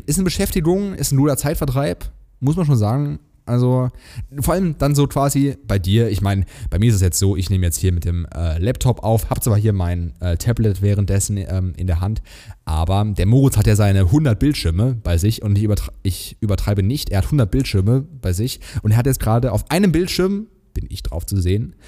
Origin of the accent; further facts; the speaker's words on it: Hesse, Germany; also born or lived in Plattling; ich komme aus Hessen, ich darf SCH sagen